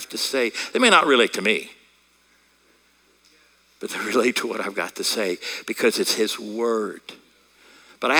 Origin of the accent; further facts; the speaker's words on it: United States; accent: American; I'm speaking American